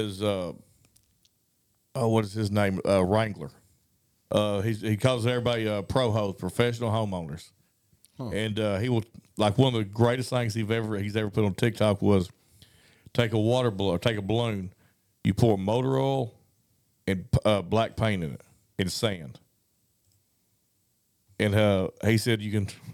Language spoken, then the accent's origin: English; Arkansas, United States; we're from Arkansas